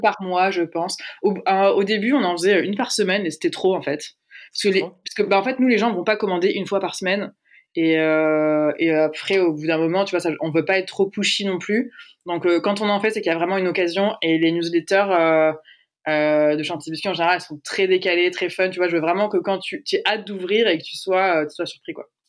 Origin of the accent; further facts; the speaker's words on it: Aix-en-Provence, Provence-Alpes-Côte d'Azur, France; j'ai dit au début que je venais de Aix, mais j'ai pas dit qu'on y était toujours